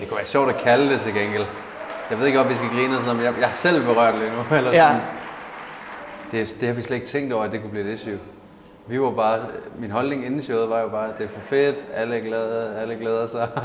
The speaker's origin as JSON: {"language": "Danish", "town": "Padborg", "region": "Southern Denmark", "country": "Denmark", "said": "jeg kommer fra Padborg"}